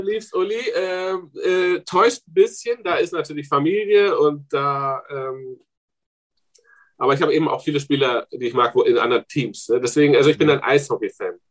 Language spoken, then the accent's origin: German; the east of the Republic, eastern Germany, Germany; also born or lived in East Berlin; now in Frankfurt, Germany; ich komme aus dem Osten der Republik, mit elf nach Ostberlin